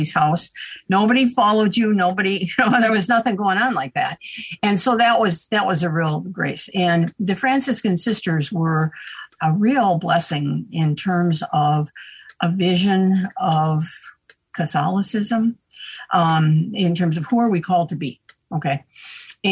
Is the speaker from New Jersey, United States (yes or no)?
no; Little Falls, Minnesota, United States; I'm a Minnesota girl. Share my hometown with Charles Lindbergh